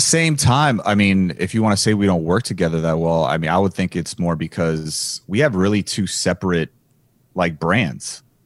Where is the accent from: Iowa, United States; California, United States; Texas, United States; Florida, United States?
Florida, United States; Miami; I was from Miami.